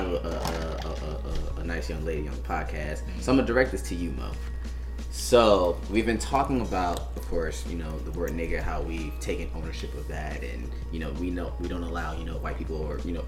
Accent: California, United States; where I grew up in Cali, like I was surrounded by like it was blacks, Hispanics, and Asians all around me.

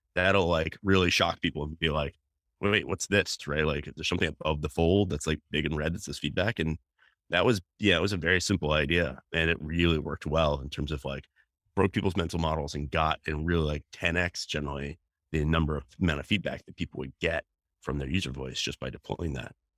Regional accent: North Carolina, United States; moved away; I grew up in North Carolina, which is actually where I am today

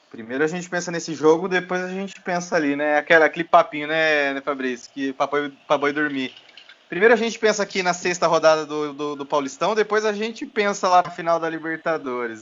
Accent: Votorantim, São Paulo, Brazil; um clube empresa lá da minha cidade natal

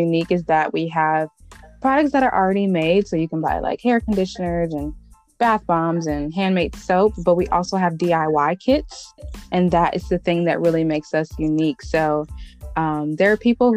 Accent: Cleveland, Ohio, United States; I grew up in Cleveland, Ohio. That's where I'm from.

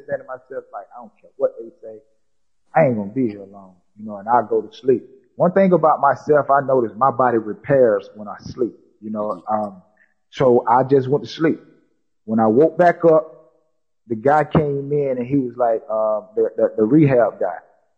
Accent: South Carolina, United States; I said, I'm not even from Florida. I said, I'm from South Carolina. I said, I got to get back up top.

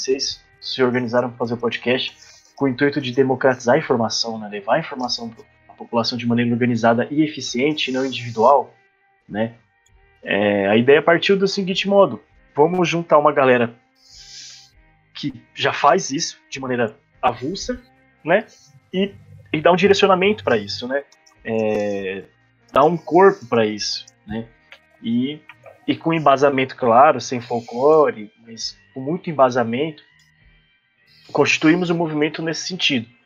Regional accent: interior of São Paulo, Brazil; moved away; a cidade onde de onde eu vim, né, de onde eu venho, sou nascido, passei grande parte da minha vida, ela, ela se localiza no interior de São Paulo, né? uma cidade historicamente conservadora

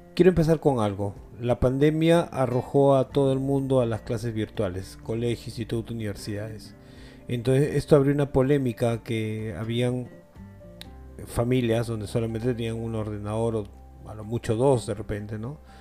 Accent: Peru; acá en mi país, en Perú

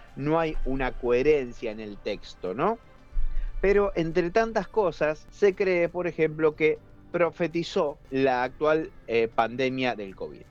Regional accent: Argentina

